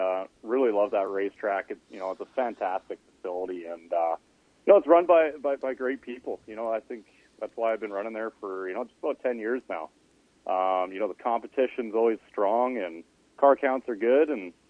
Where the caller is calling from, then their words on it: Edmonton, Alberta, Canada; Hey there. I'm in Edmonton.